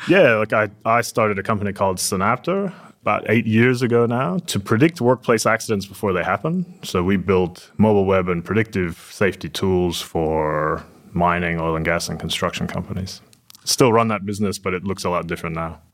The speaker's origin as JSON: {"language": "English", "area": "Silicon Valley", "region": "California", "country": "United States", "moved": "yes", "lives_now": "Perth, Australia", "said": "I'm from Silicon Valley originally"}